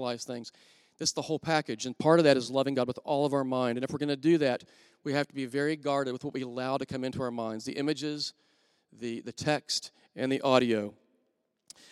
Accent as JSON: {"language": "English", "town": "Wichita Falls", "region": "Texas", "country": "United States", "tie": "born or raised there", "said": "I grew up in Wichita Falls, Texas"}